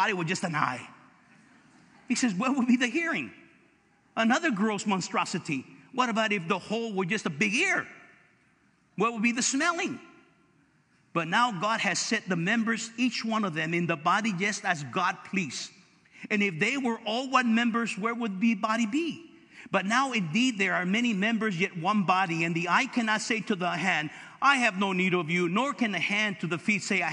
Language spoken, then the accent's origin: English; Los Angeles, California, United States; I'm from East LA.